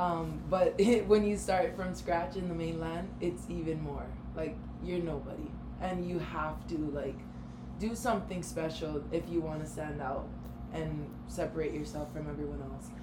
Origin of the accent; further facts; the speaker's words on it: Hawaii, United States; moved away as an adult; also born or lived in Minneapolis / Arizona; this really small town Hawaii girl